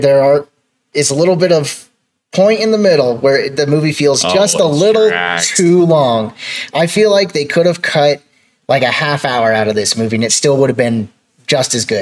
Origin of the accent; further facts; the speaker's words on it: United States; being an American, not someone from that country